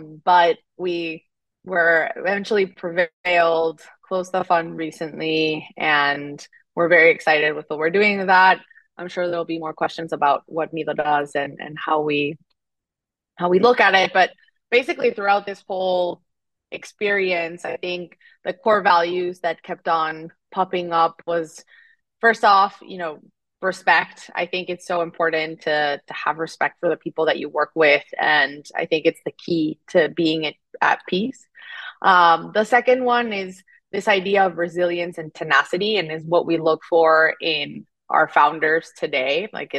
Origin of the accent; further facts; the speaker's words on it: Mexico City, Mexico; English is a second language; moved away as an adult; now in United States; But I'm originally from Mexico City, and I was born and raised there, came to the U.S. for college 10 years ago